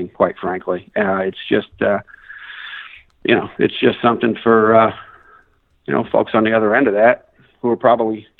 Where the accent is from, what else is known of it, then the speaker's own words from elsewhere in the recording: Long Island, New York, United States; I was born in Long Island, grew up in Long Island, New York